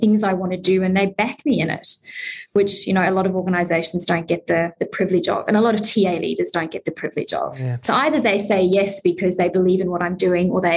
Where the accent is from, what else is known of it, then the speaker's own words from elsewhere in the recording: South Africa; I'm South African.